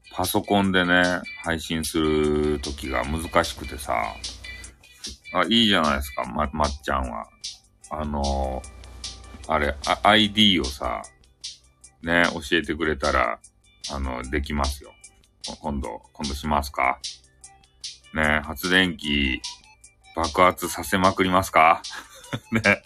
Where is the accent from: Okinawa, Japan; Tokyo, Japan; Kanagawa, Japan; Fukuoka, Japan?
Fukuoka, Japan; accent: Hakata-ben; 博多弁の、あの、昔話クリエイターなんですよ